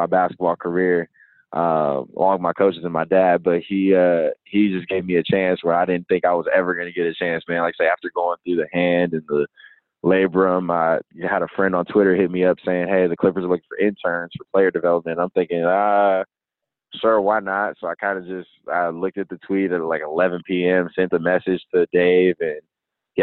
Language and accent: English; California, United States; I'm from California.